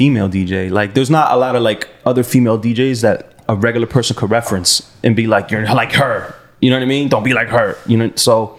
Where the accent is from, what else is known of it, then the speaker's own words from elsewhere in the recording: Weston, Florida, United States; I went to Cypress.